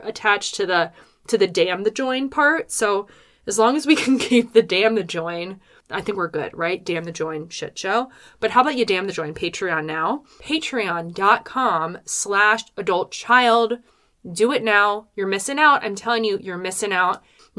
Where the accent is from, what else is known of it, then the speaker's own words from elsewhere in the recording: Philadelphia suburbs, Pennsylvania, United States; I'm from the Philadelphia suburbs.